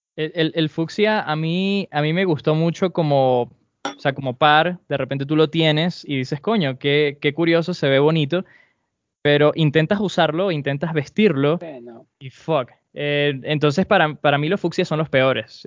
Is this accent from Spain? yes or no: no; Venezuela